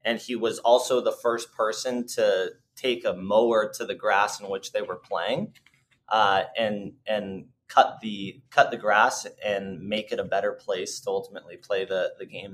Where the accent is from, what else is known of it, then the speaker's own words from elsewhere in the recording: Northern Arizona, United States; the course that we grew up playing in Northern Arizona